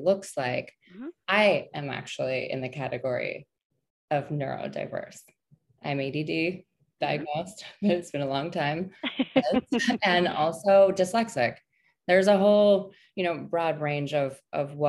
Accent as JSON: {"language": "English", "town": "Denver", "region": "Colorado", "country": "United States", "tie": "born or raised there", "said": "Denver is my hometown."}